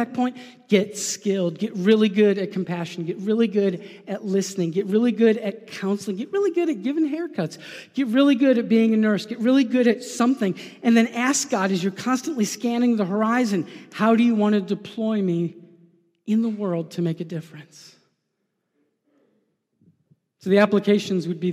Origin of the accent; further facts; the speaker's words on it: New York, United States; I'm a New Yorker